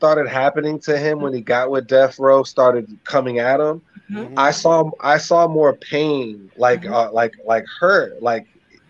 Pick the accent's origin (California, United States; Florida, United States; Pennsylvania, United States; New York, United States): Florida, United States; Tampa; my hometown of Tampa, Florida.